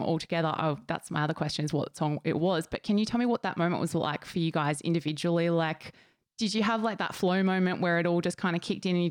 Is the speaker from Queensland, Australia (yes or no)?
yes; Gold Coast, Queensland, Australia; my hometown on the Gold Coast